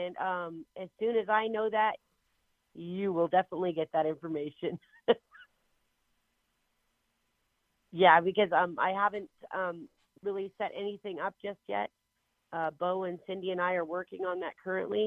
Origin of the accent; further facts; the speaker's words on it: Inchelium, Washington, United States; I was born and raised on the Inchilim, in Inchilim on the Caldwell Indian Reservation here in Washington State.